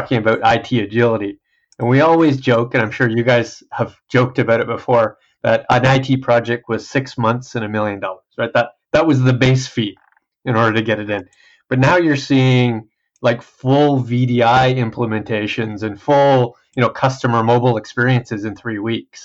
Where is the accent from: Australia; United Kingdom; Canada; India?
Canada; I'm usually the sole Canadian and somewhere else in the world.